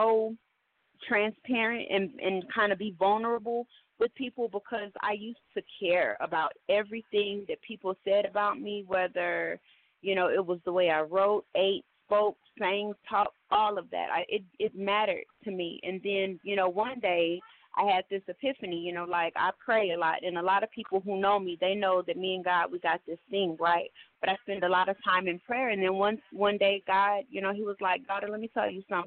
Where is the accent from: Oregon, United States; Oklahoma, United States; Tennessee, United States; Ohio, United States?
Oklahoma, United States; Oklahoma City; now in Atlanta, United States; I'm from Oklahoma City, old city or no city, however. I've been living in Atlanta for the past 15 years.